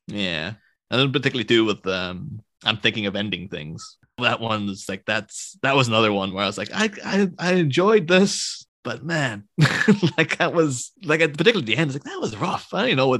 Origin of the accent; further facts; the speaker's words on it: Ireland; being Irish